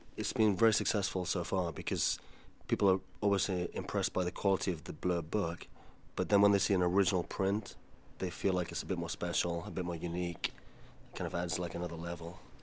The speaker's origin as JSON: {"language": "English", "country": "Spain", "tie": "born or raised there", "moved": "yes", "said": "I was brought up in Spain"}